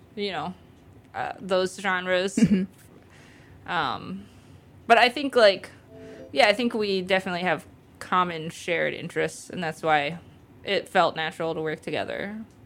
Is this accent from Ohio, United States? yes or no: yes; Ohio, United States; moved away as an adult; also born or lived in Athens, Ohio; now in Chicago, United States; I live in Chicago currently. I'm originally from Ohio.